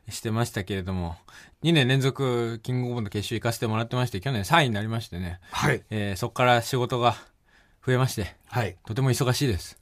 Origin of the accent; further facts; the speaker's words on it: Okayama, Japan; moved away as an adult; now in Tokyo, Japan; 僕岡山出身でね語尾に「じゃがじゃが」と方言がついててね